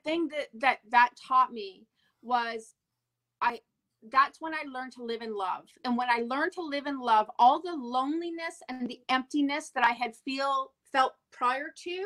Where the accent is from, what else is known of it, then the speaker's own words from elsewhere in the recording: Montreal, Quebec, Canada; I'm from Montreal.